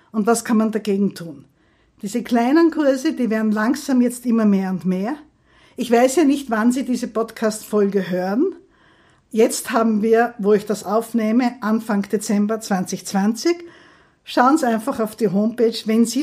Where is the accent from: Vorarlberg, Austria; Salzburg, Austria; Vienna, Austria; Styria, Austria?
Styria, Austria; Graz; ich komme aus der Steiermark, aus Graz, ich freue mich schon auf die Steirer